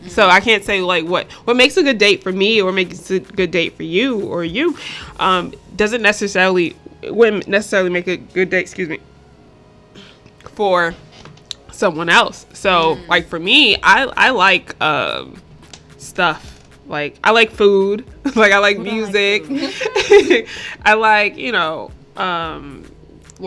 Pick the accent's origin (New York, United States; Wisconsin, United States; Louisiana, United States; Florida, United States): New York, United States; I grew up in New York